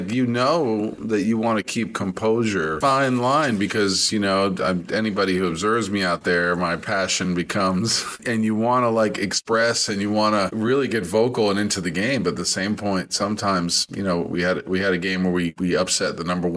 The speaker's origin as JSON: {"language": "English", "region": "New York", "country": "United States", "tie": "born or raised there", "moved": "yes", "said": "growing up in New York"}